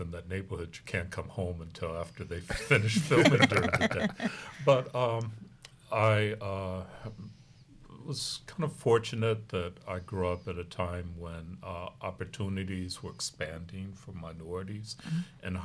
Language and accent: English; Chicago, Illinois, United States; moved away as an adult; also born or lived in Louisville, Kentucky / Baton Rouge, Louisiana / Lafayette, Louisiana; now in San Antonio, United States; Originally from Louisville, but I grew up in Chicago.